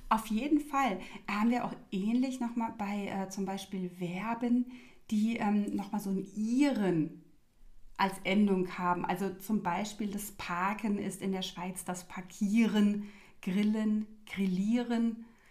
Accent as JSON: {"language": "German", "country": "Germany", "said": "als Deutscher"}